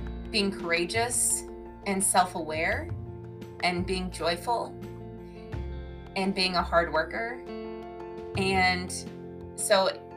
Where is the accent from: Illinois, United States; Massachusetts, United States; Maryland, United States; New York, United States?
Illinois, United States; also born or lived in Wisconsin; I am born and raised in the Midwest, mainly in Illinois and a little bit of Wisconsin as well